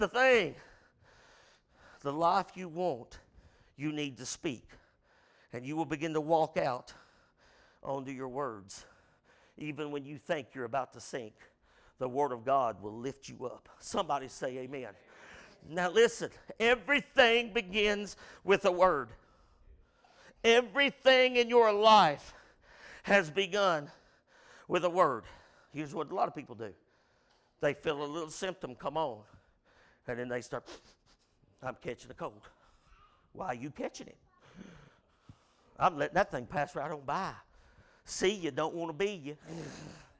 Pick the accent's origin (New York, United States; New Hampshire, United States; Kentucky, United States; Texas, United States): Kentucky, United States; Irvine; I grew up in sports around Irvin